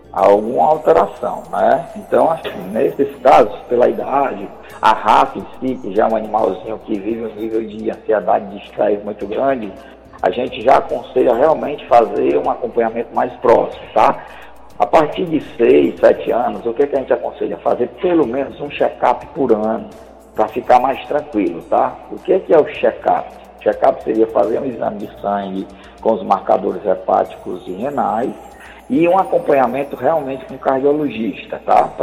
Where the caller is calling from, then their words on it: Vicente Pires, Federal District, Brazil; sou aqui do Vicente Pison.